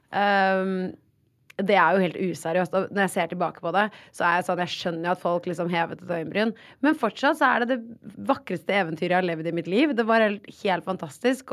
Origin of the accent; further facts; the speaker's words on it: Oslo, Norway; Men jeg har bodd på Ullern hele livet mitt.